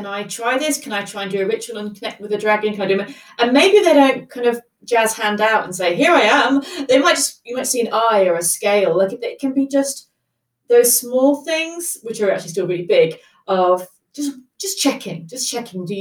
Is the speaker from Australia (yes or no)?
no; England, United Kingdom